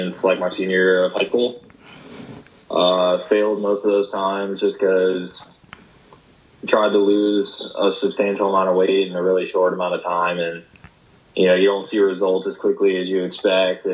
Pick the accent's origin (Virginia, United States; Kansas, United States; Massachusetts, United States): Virginia, United States; Carrollton; moved away as an adult; now in St. Petersburg, United States; I'm from Carrollton, Virginia